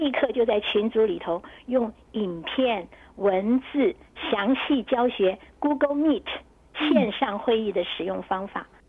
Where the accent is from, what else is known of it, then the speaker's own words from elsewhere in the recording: China; 有一些也是有一点，我们中国人嘛，就是就是都会不太熟悉，就是会比较害羞。